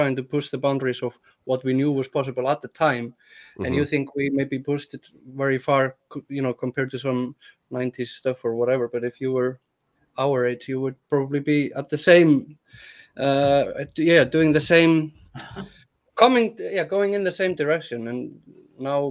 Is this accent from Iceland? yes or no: yes; Iceland